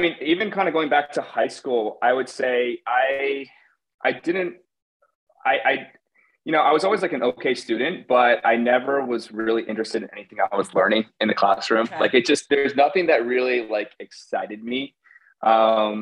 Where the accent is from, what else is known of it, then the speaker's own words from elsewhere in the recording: Connecticut, United States; now in New York City, United States; I'm born and raised in Connecticut, but I live in New York City now.